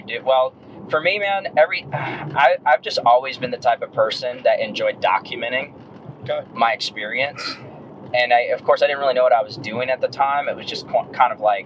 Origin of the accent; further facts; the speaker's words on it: Dallas, Texas, United States; moved away as an adult; also born or lived in Frisco, Texas / Kansas City; now in Greer, United States; I'm from Dallas, Texas, Frisco, and graduated in high school in 2001